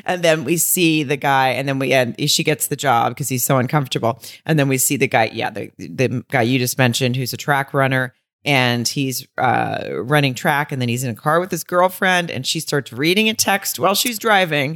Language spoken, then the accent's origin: English; the South, United States; I'm from the South.